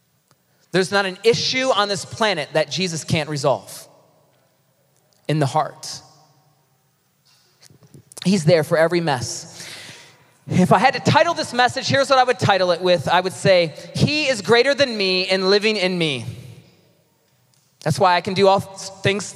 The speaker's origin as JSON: {"language": "English", "town": "Ypsilanti", "region": "Michigan", "country": "United States", "tie": "born or raised there", "moved": "yes", "said": "I was born in Ypsilanti"}